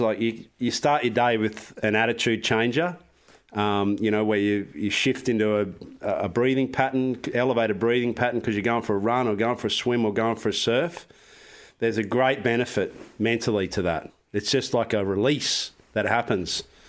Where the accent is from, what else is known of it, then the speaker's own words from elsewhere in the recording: Australia; I'm from Australia.